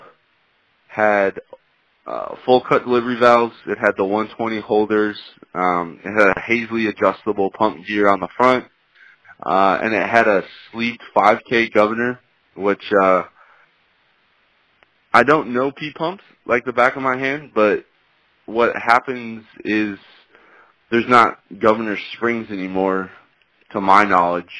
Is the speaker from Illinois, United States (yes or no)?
yes; Illinois, United States; moved away; I grew up in Illinois